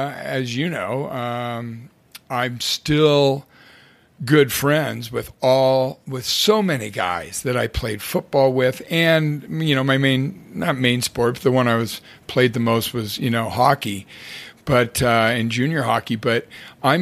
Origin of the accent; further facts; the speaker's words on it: Spokane, Washington, United States; we played growing up in Spokane.